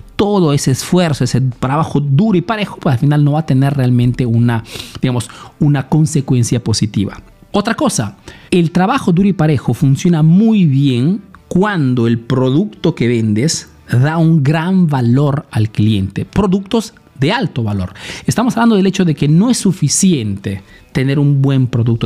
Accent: Peru; now in Italy

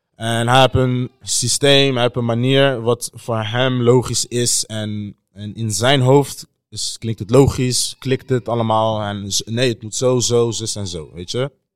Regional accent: Netherlands; wij als Nederlanders

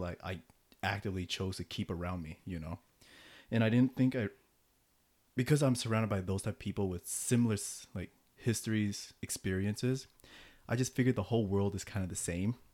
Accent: United States; despite being born and raised in America

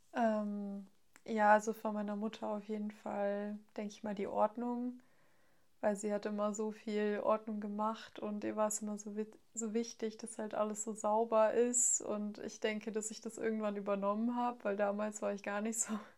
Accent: near Frankfurt, Hesse, Germany; ich komme aus der Nähe von Frankfurt

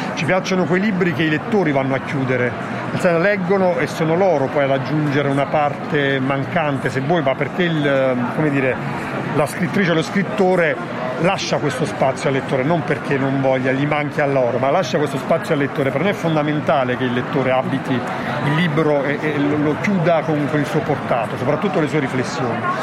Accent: Campania, Italy; moved away; also born or lived in Milan; io sono campano

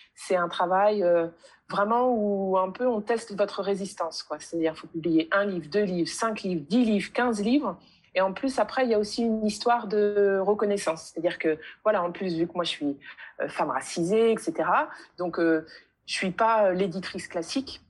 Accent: France; je suis née en France et j'ai été à l'école de la République française

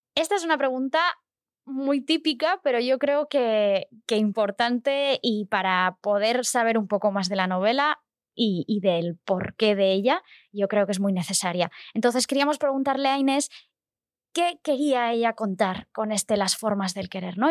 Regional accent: Barcelona, Catalonia, Spain; yo soy de Barcelona y, claro, yo he visto y he pasado por la calle Aribau mm, durante toda mi vida

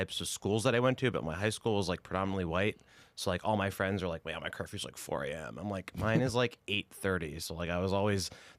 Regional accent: Boston, Massachusetts, United States; I'm from Boston.

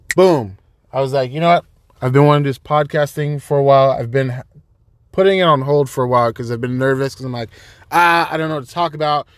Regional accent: Folsom, California, United States; moved away as an adult; now in Monterey, United States; I am originally from Sacramento, California. That's nine one six, baby, from Folsom. Folsom is the suburbs within, um, Sacramento. Grew up there

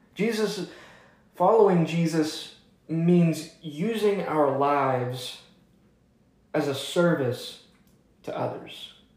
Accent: Atlanta, Georgia, United States; now in Highland Park, Texas, United States; I'm from Atlanta, Georgia

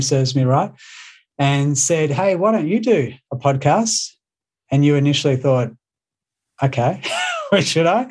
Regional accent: Australia; accent: Australian; my Australian accent

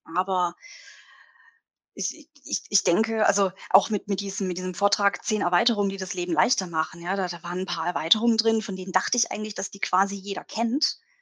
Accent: Bruchsal, Baden-Württemberg, Germany; ich komme ja aus, aus Bruchsal, das ist in der Nähe von Karlsruhe.

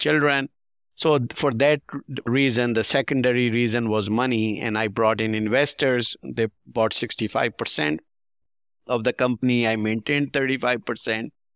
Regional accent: Pakistan; now in United States; We grew up in Pakistan watching some Hollywood movies

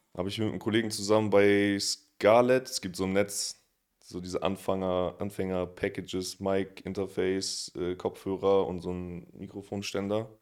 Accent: Oldenburg, Lower Saxony, Germany; now in Berlin, Germany; ich komme aus Oldenburg

